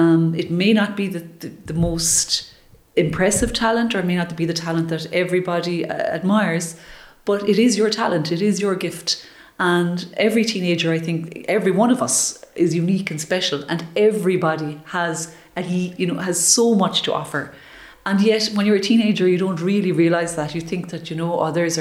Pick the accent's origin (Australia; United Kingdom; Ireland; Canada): Ireland; that community that we have in Ireland